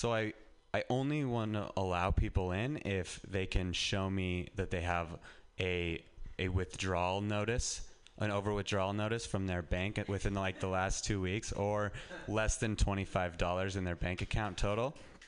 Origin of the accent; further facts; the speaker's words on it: Reno, Nevada, United States; now in San Francisco, United States; I'll go home, and I'm from Reno, and just getting out of Reno and living in San Francisco, I feel like is an accomplishment.